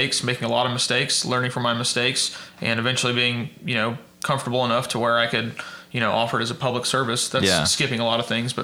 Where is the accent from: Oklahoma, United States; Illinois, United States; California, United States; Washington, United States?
Oklahoma, United States; Edmond; Born and raised in Edmond, Oklahoma